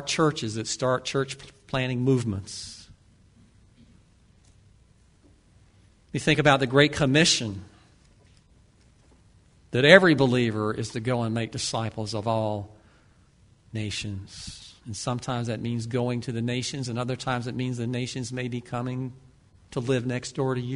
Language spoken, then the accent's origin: English; Ocala, Florida, United States; I grew up in Ocala